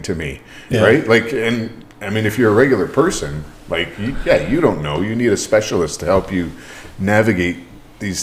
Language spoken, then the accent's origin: English; Hamilton, Ontario, Canada; I'm from Hamilton